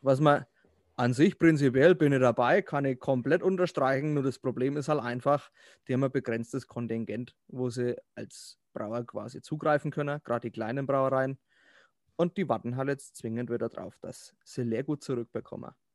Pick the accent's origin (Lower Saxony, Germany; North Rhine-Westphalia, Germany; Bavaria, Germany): Bavaria, Germany; Herzogenaurach; Bin aus Herzogenaurach, also ah, nicht gar so weit weg von Nürnberg. Franke